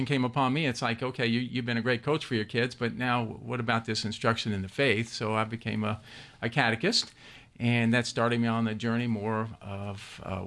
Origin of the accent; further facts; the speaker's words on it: Louisville, Kentucky, United States; moved away as an adult; now in Georgia, United States; born and raised in Louisville, Kentucky